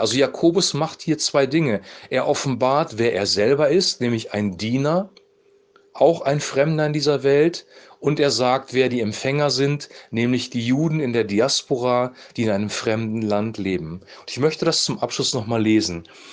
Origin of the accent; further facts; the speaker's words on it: Germany; wir jetzt hier in Deutschland als Deutscher leben